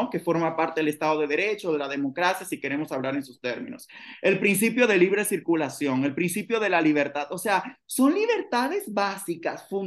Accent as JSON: {"language": "Spanish", "country": "Dominican Republic", "said": "porque si yo nací en este país, si yo soy dominicana, a mí nadie me tiene que regularizar."}